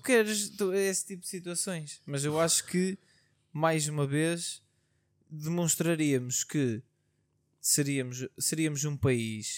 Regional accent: Portugal; como bons portugueses que somos

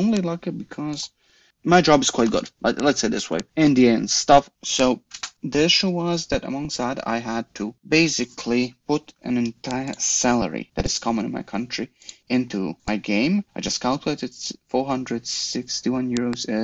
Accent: Croatia; I'm from Croatia

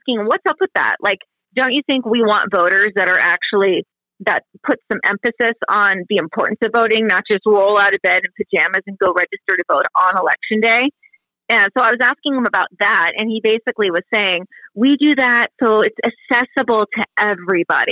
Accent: Southwest Washington, United States; moved away; I grew up in Southwest Washington, so I work a lot. It's just over the river from me.

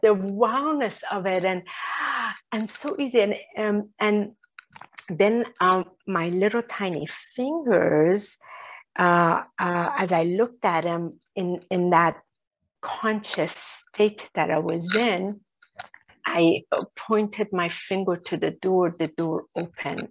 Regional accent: Iran; I was born in Iran.

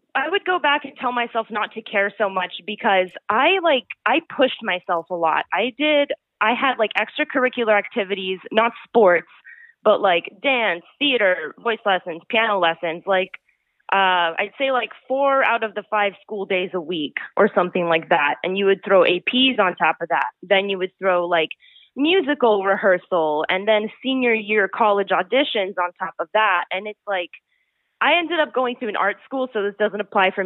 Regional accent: North Carolina, United States; also born or lived in Canada; now in New York, United States; me coming from North Carolina

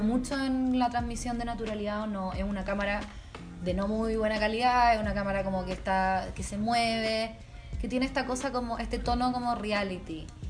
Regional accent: Chile

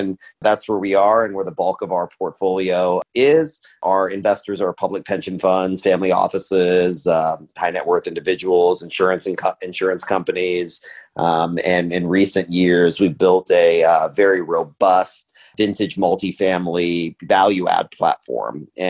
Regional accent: Austin, Texas, United States; moved away as an adult; also born or lived in Dallas / San Antonio / New York; I'm actually an Austin native. I was born and raised in Austin. My joke is I kind of grew up in the I-35 corridor.

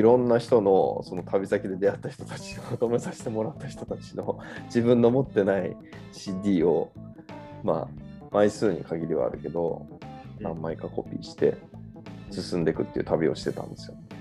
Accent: Hokkaido, Japan; 幼なじみなんで北海道人なんですけど

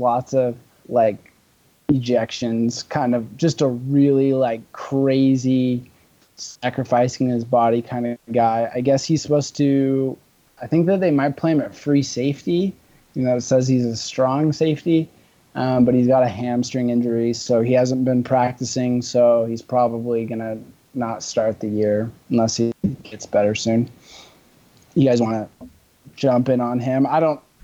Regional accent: Bellingham, Washington, United States; Taylor went to my high school actually. Oh. In Bellingham

